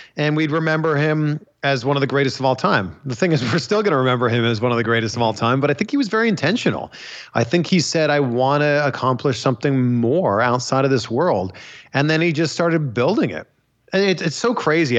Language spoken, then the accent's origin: English; Canada; I'm Canadian